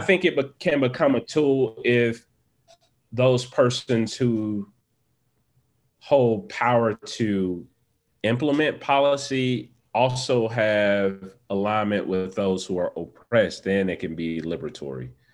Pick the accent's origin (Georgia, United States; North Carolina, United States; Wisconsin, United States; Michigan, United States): Georgia, United States; Atlanta; I am traditionally from Atlanta, Georgia, where I currently reside.